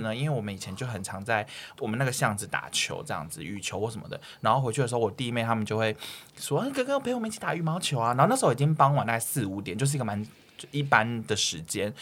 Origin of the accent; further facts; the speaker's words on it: Changhua County, Taiwan; moved away; 以前我们彰化老家就是那种小巷弄